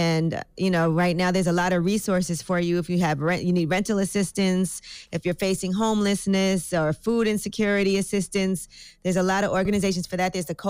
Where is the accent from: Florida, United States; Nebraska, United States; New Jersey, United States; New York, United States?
New York, United States; So, I'm from New York.